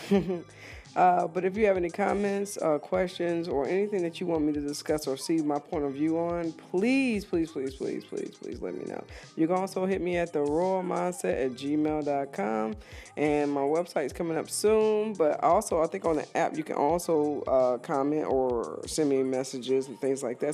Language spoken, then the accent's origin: English; East Coast, United States; moved away; I'm originally from the East Coast, and I'm hoping my area is doing pretty well